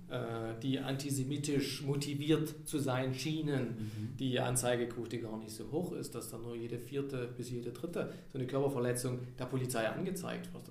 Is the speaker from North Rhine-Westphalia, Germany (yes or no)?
no; Saxony, Germany; accent: Saxon; moved away as an adult; ich bin aus Sachsen nach Niedersachsen gegangen, um da zu arbeiten. Und Niedersachsen, die sprechen das reinste Hochdeutsch. Also das ist wirklich perfekt. Und ich mit meinem Sächsischen, man hört es ja, kriegt man nicht mehr raus